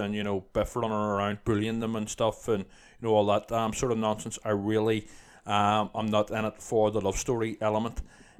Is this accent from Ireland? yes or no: yes; Ireland; Yeah. I'm Irish